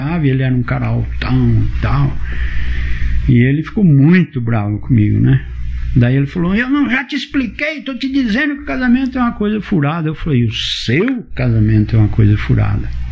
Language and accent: Portuguese; Rolândia, Paraná, Brazil; moved away as an adult; also born or lived in São Paulo; eu tô voltando pra minha terra